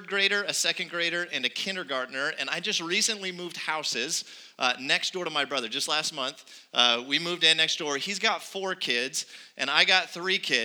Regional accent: Arizona, United States; I was born and raised in Arizona, so I am like homegrown here

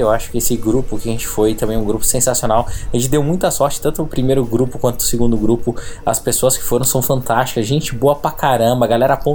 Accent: Niterói, Rio de Janeiro, Brazil; sou de Niterói e só tem uma coisa para resumir essa viagem.

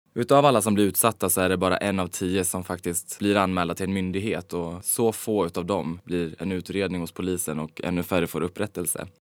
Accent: Falun, Dalarna County, Sweden; moved away as an adult; also born or lived in Stockholm; now in Los Angeles, United States; i lilla Falun där jag växte upp

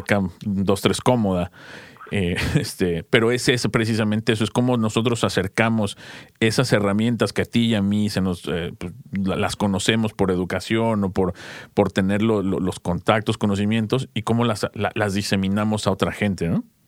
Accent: Mexico; moved away; en nuestro país, en México

